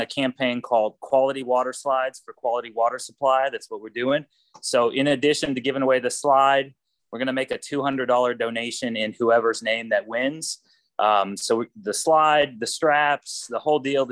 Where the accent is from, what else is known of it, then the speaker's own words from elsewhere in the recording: Texas, United States; I'm from Texas